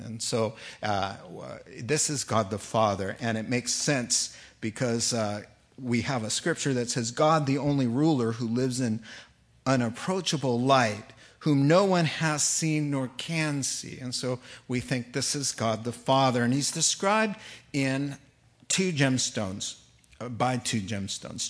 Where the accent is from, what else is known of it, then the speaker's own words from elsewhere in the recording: East Coast, United States; moved away; I grew up in the East Coast